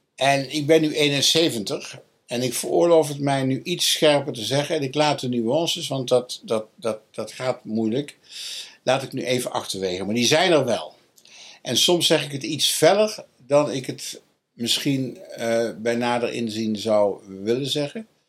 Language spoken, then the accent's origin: Dutch; Dongen, North Brabant, Netherlands; also born or lived in Nijmegen; Ik ben geboren in Dongen als katholiek en gebleven